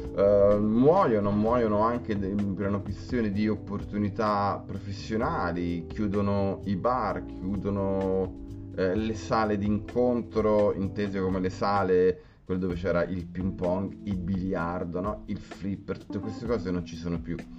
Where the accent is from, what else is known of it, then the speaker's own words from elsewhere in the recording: Grosseto, Tuscany, Italy; moved away as an adult; now in Rome, Italy; io eh, sono di Grosseto, sono scappato da Grosseto perché artisticamente non offriva nulla eh, e sono eh, emigrato a Roma